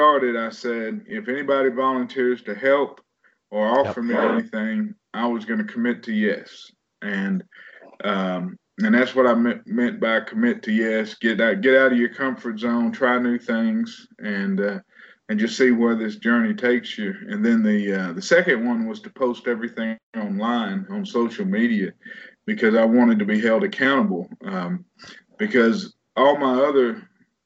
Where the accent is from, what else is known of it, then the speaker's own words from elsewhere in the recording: Waxahachie, Texas, United States; born and raised in Texas. Almost born and raised in Waxahachie, Texas